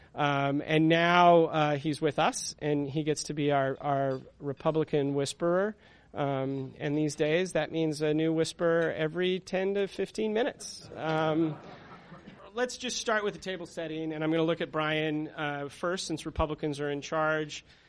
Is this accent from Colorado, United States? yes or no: yes; Colorado, United States; moved away as an adult; now in Washington, D.C., United States; I'm actually originally from Colorado